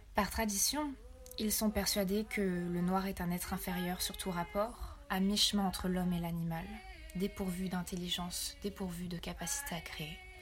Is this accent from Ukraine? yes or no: no; Rwanda; En tant que Rwandaise